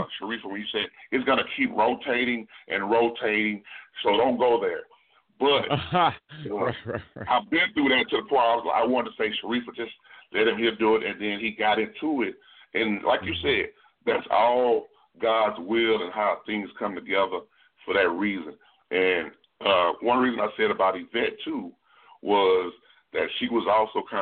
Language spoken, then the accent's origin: English; Texas, United States; I'm from Texas